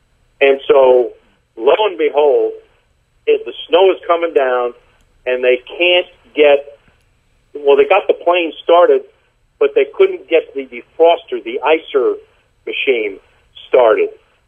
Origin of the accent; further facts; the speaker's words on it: New York City, New York, United States; now in Tulsa, United States; I went to public school 156 in Laurelton, Queens.